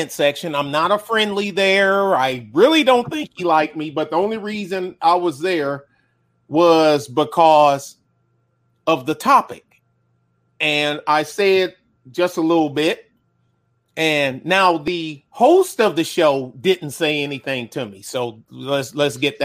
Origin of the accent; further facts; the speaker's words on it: Detroit, Michigan, United States; moved away; also born or lived in Texas; I'm from Detroit's West Side